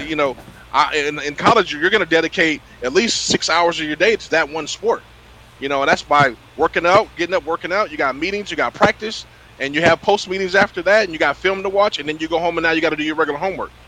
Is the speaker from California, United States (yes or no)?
yes; Sacramento, California, United States; also born or lived in Citrus Heights, California; I was raised in Sacramento, California.